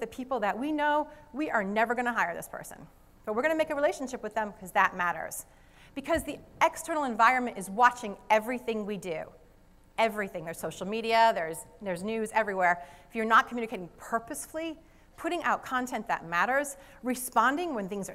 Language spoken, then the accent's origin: English; Rhode Island, United States; accent: Rhode Island; my Rhode Island accent